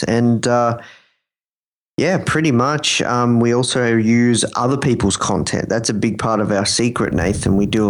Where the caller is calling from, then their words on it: Melbourne, Victoria, Australia; I'm calling from Melbourne, Australia.